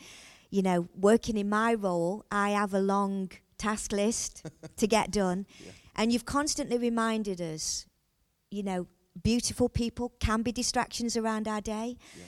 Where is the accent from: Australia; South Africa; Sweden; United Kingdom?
United Kingdom; England; Here in England, you know, we stay private, we don't like to share